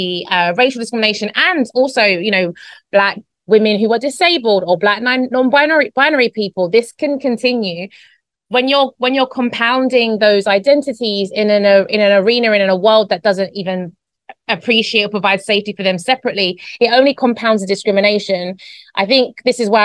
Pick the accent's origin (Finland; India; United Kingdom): United Kingdom; London; born or raised there; moved away as an adult; now in Spain